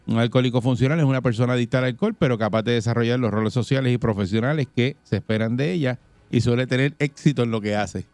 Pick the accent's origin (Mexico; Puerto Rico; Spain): Puerto Rico; Bayamón; en mi pueblo Bayamón